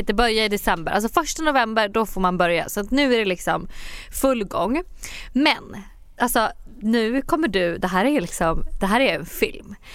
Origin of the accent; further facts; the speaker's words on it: Sweden; moved away as an adult; now in New York, United States; jag sa att jag var från Sverige.